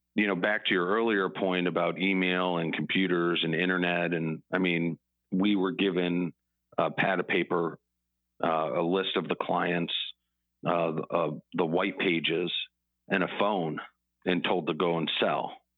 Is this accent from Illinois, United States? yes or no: yes; Chicago, Illinois, United States; I grew up in Chicago